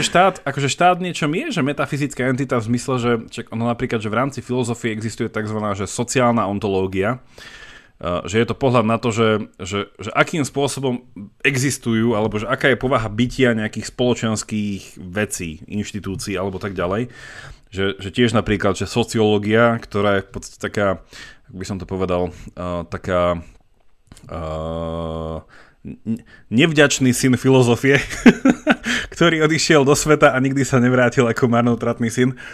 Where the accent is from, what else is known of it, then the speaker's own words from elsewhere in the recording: Slovakia; my sme proste Slováci